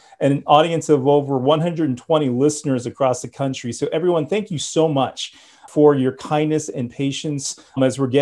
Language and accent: English; Los Angeles, California, United States; I grew up in California. I was born and raised in Los Angeles